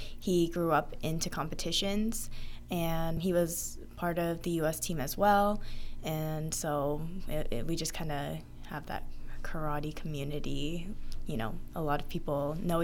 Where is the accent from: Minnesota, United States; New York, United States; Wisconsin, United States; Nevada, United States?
Nevada, United States; Las Vegas; also born or lived in Monroe, Louisiana; I was born in Monroe, Louisiana, and my family came to Las Vegas when I was about 1 year old.